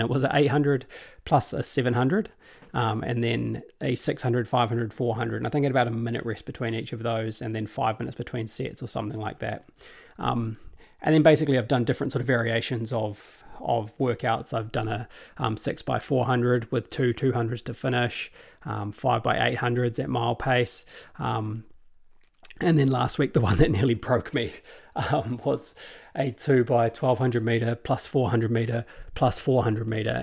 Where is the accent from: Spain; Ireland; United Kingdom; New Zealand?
New Zealand; as a New Zealander